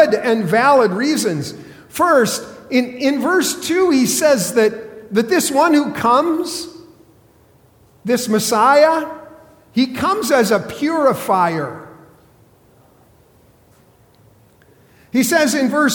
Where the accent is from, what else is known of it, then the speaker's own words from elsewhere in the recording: South Dakota, United States; I grew up in South Dakota.